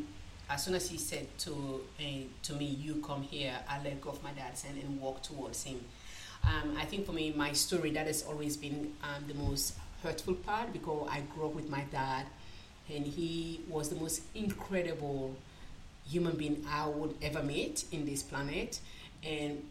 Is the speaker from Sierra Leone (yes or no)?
yes; Freetown, Western Area, Sierra Leone; moved away as an adult; now in Australia; I came to Australia in 2000. I was born originally from Sierra Leone. I was born in Sierra Leone, Freetown, the capital city, which is Freetown.